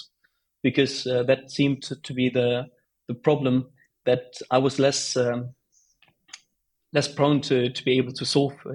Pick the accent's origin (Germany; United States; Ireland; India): Germany; Bonn, North Rhine-Westphalia; moved away; I was back at home, my hometown Bonn